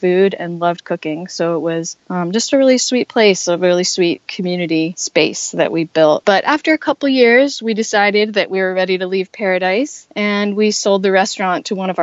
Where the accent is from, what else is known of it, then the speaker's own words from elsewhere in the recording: Minnesota, United States; also born or lived in Costa Rica; now in Asheville, United States; I was from Minnesota originally and had never even imagined living in the South